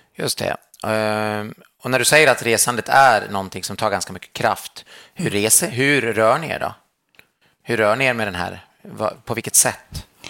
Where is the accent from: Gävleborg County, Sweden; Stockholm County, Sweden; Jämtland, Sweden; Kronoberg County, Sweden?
Jämtland, Sweden; Jag är själv från Jämtland